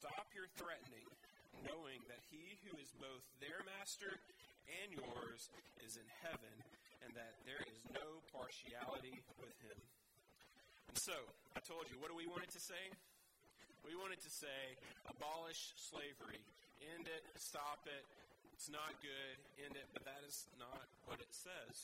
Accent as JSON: {"language": "English", "region": "the South", "country": "United States", "tie": "born or raised there", "moved": "yes", "said": "I grew up in the South in the States"}